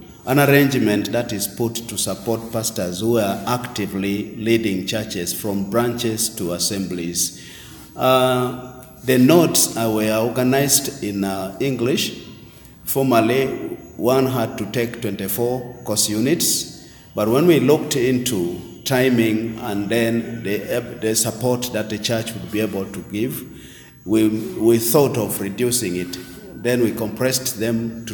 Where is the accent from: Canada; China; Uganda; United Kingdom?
Uganda; I am from Bokedia District